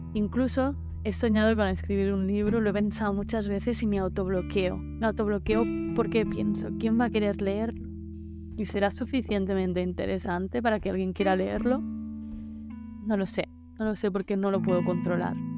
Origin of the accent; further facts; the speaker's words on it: Menorca, Balearic Islands, Spain; soy de Menorca